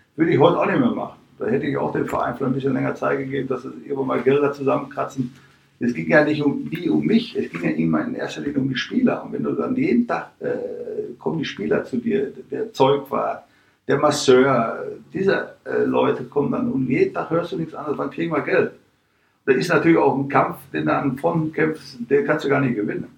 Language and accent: German; Dortmund, North Rhine-Westphalia, Germany; moved away as an adult; also born or lived in Vienna, Austria; now in Mönchengladbach, Germany; meine Heimatstadt, da wo ich als Kind in der Kurve saß oder stand